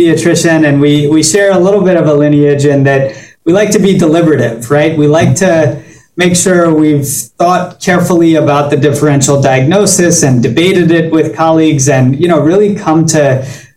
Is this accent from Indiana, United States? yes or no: no; Baton Rouge, Louisiana, United States; moved away as an adult; now in New York City, United States; I grew up in Baton Rouge